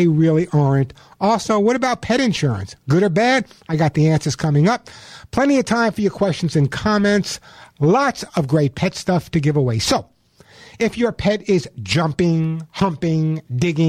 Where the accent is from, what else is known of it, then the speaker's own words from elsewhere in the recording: New York, United States; I'm from New York.